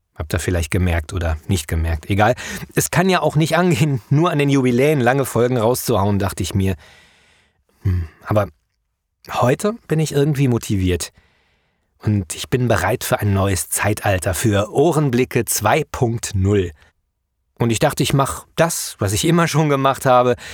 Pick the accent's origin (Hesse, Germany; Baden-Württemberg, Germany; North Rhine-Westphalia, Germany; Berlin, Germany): North Rhine-Westphalia, Germany; Wenden; moved away; in meiner alten Heimatgemeinde im Südsauerland